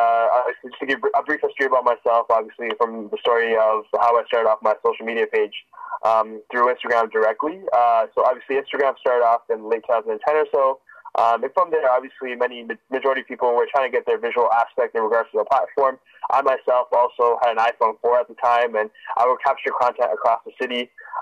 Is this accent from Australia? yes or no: no; Toronto, Ontario, Canada; being born and raised in Toronto growing up, parents obviously lived in Sri Lanka growing up. And they fled from a civil war, and they immigrated to Toronto. I was born in Toronto, and I lived in the downtown lifestyle